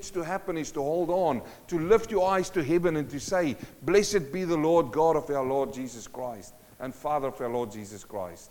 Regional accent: South Africa; moved away; I come from South Africa in a mining town

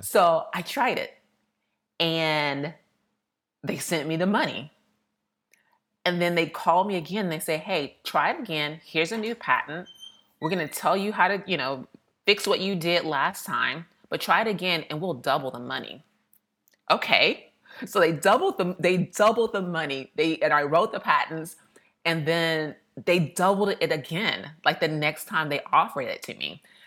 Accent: Austin, Texas, United States; moved away as an adult; also born or lived in Missouri / New York / Philadelphia; I grew up in Austin, Texas.

